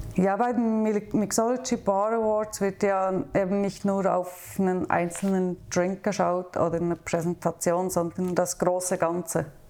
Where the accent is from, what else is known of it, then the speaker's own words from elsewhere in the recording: near Thun, Bern, Switzerland; moved away as an adult; now in Basel, Switzerland; ich bin in der Nähe von Thun aufgewachsen auf dem Land.